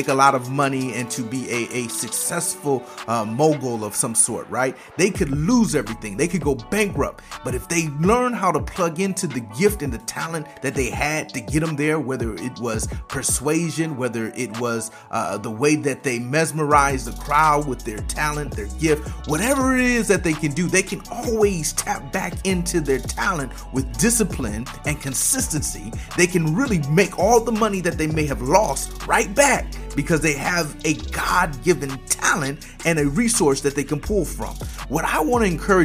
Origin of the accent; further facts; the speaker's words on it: Michigan, United States; I come from the Midwest up in Michigan where they bake cars